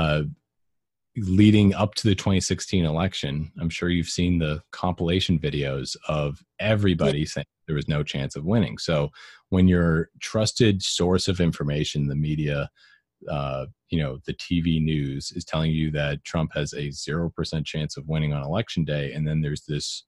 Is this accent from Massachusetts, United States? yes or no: yes; Massachusetts, United States; I'm from Massachusetts. Like almost everyone in my family is very liberal